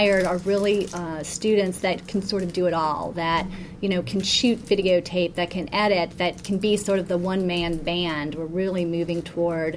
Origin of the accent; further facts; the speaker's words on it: New Orleans, Louisiana, United States; moved away as an adult; also born or lived in Washington, D.C.; I grew up in New Orleans, Louisiana, where politics is sort of sport